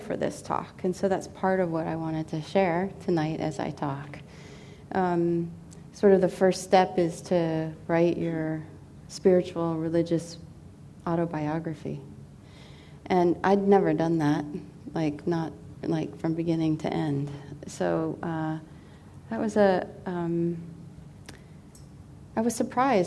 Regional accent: Seattle, Washington, United States; moved away; I'm from Seattle, Washington, initially, and pretty much all of my family that I'm close to is in that area

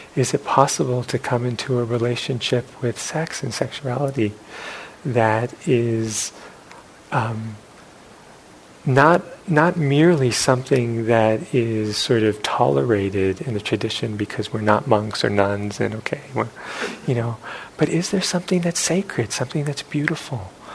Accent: New York City, New York, United States; growing up in New York City

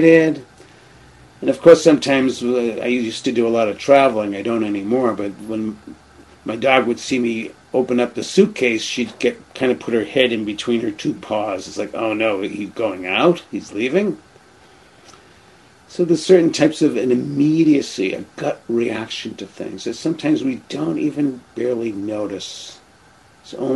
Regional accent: Boston, Massachusetts, United States; moved away; I grew up in the Boston area

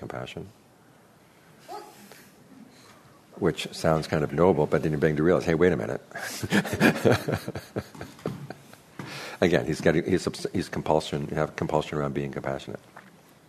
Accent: United States; I grew up in America

